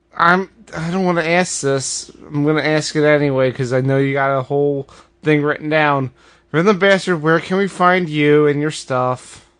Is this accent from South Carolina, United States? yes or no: no; Philadelphia, Pennsylvania, United States; I'm from Philadelphia